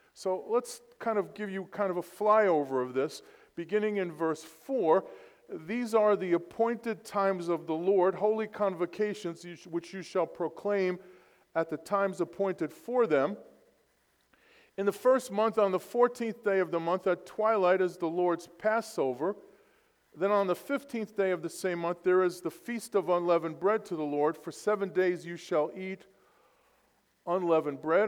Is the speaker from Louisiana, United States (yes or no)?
no; New York City, New York, United States; born and raised in Brooklyn, New York.